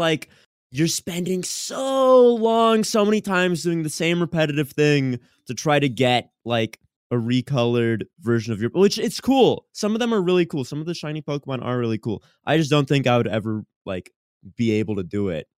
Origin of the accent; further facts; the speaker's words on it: Boston, Massachusetts, United States; I'm from Boston